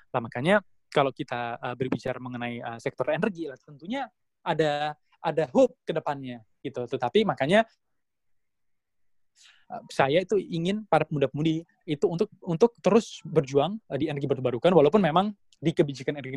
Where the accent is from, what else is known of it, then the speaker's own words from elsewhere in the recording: Surabaya, East Java, Indonesia; orang tua saya keluarga saya orang Indonesia saya orang Jawa Timur saya orang Surabaya